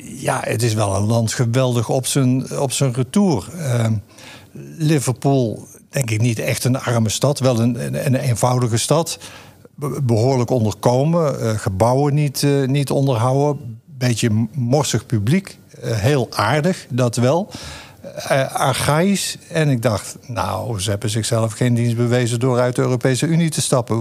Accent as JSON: {"language": "Dutch", "region": "North Brabant", "country": "Netherlands", "tie": "born or raised there"}